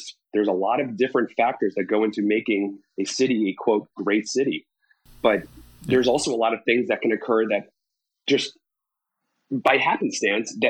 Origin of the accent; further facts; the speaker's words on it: Boca Raton, Florida, United States; also born or lived in Gainesville, Florida / Miami, Florida / New York City; now in Parkland, United States; I grew up in Boca